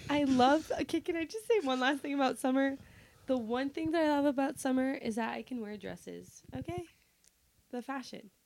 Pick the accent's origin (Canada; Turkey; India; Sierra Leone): Canada; also born or lived in Portugal (ancestry); my parents are Portuguese, if you didn't know that, it's a fact, um, and I'm Mediterranean or whatever, I still identify as Canadian